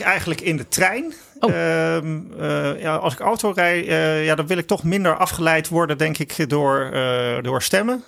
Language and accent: Dutch; Netherlands; wij als Nederlanders